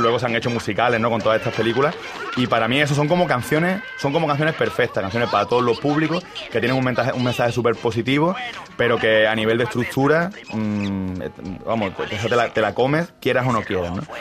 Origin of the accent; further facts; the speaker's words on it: Málaga, Andalusia, Spain; Yo soy de Málaga